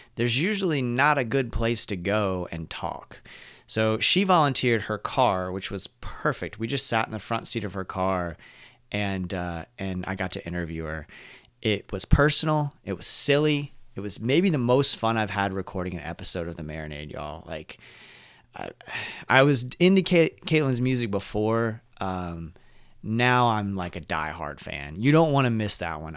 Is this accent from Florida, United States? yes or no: yes; Orlando, Florida, United States; we're from the Orlando area